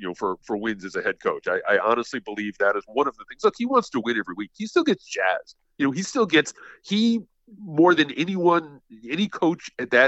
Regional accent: Connecticut, United States; As a kid growing up in Connecticut

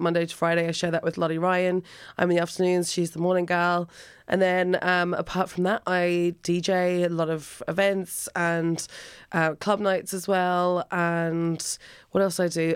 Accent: Alice Springs, Northern Territory, Australia; now in Ireland; I'm from Australia, a town called Alice Springs originally.

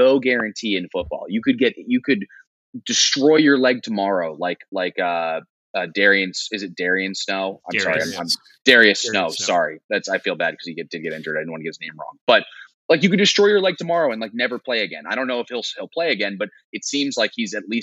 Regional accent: Philadelphia, Pennsylvania, United States; I'm a diehard Eagles fan as well, growing up in Philadelphia

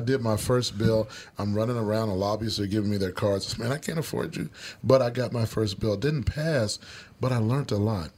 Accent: Kansas City, Missouri, United States; moved away as an adult; now in Minnesota, United States; I grew up in Kansas City, Missouri.

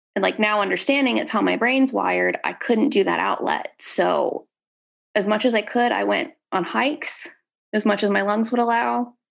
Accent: Dallas, Texas, United States; I am from Dallas, Texas.

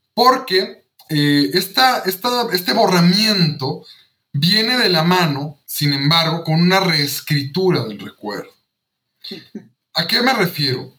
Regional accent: Chipilo, Puebla, Mexico; yo soy originario de Chipilo

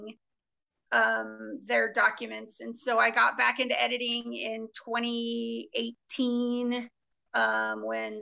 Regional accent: Oregon, United States; moved away as an adult; also born or lived in Mississippi / Connecticut; now in Washington, D.C., United States; I grew up on the West Coast out in Oregon

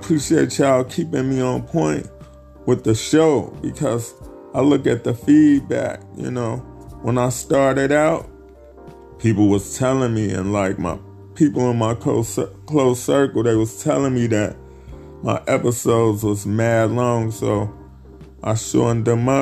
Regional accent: Chicago, Illinois, United States; my hometown, Chicago

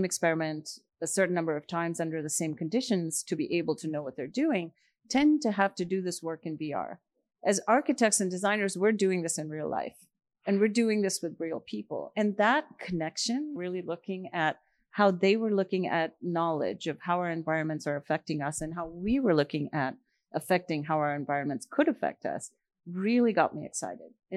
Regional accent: India; moved away; I grew up in India

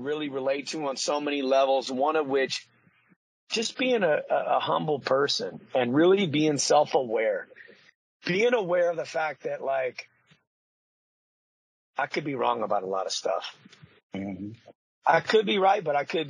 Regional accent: Paso Robles, California, United States; I grew up in a city called Paso Robles, California

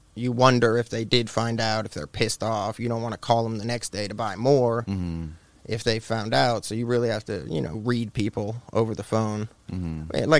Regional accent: Tampa, Florida, United States; moved away as an adult; now in Knoxville, United States; I'm from Tampa

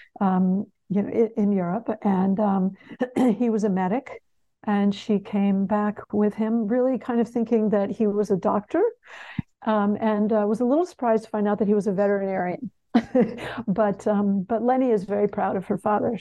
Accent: Connecticut, United States; also born or lived in Texas; I grew up in Connecticut, I grew up in New England

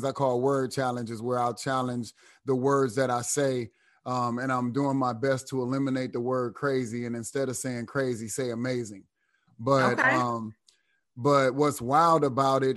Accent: Cleveland, Ohio, United States; moved away as an adult; also born or lived in Terre Haute, Indiana; I'm born and raised in Cleveland

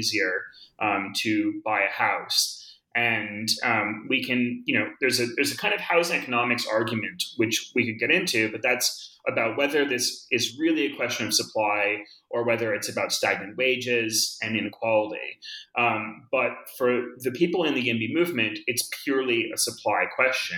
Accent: Boulder, Colorado, United States; also born or lived in Northeast United States; now in New York, United States; I grew up in Boulder. And I, like many people, came to Boulder as a kid from the Northeast because of my parents' work

